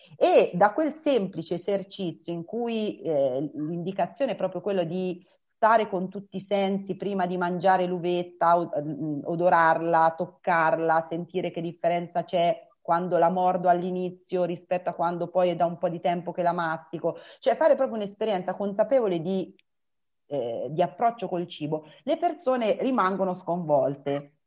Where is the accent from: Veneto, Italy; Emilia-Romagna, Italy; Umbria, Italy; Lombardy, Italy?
Umbria, Italy; io sono Umbra, vivo ad Umbertide